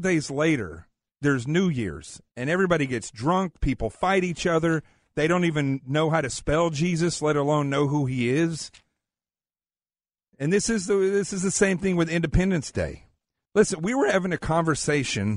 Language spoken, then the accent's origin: English; Arkansas, United States; I am from Arkansas. I grew up in the South, up in the hills of Arkansas